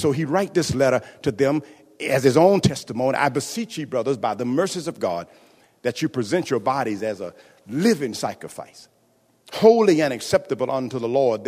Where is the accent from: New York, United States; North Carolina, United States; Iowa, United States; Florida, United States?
Florida, United States; moved away as an adult; also born or lived in Kentucky; I came from Florida, went to Kentucky